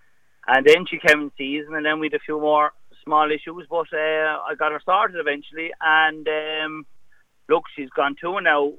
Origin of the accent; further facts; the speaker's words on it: Wexford area, County Wexford, Ireland; I grew up down near Rossfair.